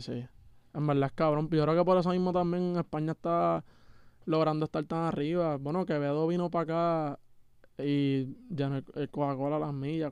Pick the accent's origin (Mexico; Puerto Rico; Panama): Puerto Rico; yo soy de PR y estoy aquí en Canadá